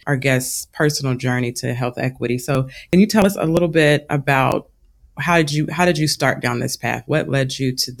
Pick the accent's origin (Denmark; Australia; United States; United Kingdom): United States; Louisville, Kentucky; I'm from Louisville, Kentucky